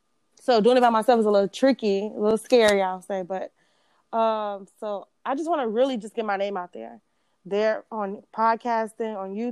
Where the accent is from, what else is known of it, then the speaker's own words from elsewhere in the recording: Chicago, Illinois, United States; I'm from Chicago.